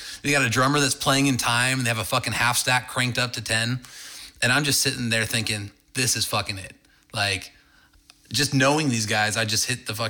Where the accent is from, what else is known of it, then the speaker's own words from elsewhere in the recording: Downey, California, United States; also born or lived in Cairo, Egypt / Washington; I grew up in Downey, California, but then I moved to Washington for a year